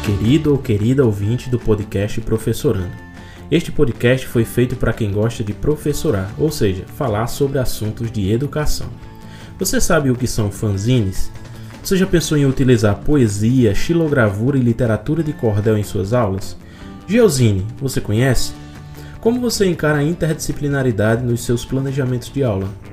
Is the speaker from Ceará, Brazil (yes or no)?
yes; southern Ceará, Brazil; now in Paraíba, Brazil; eu falo como professor hoje do estado da Paraíba, mas eu sou cearense, eu sou do sul do Ceará